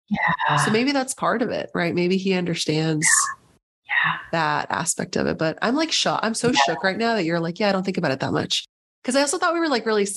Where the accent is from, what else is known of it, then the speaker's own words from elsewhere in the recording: San Diego, California, United States; moved away as an adult; also born or lived in upstate New York; I'm from San Diego, but I went to school in upstate New York